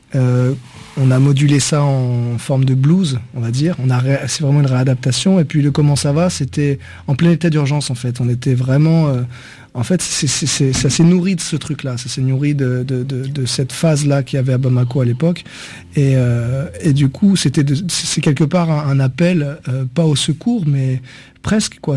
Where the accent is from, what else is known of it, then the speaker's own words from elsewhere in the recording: France; je suis pas malien, je suis français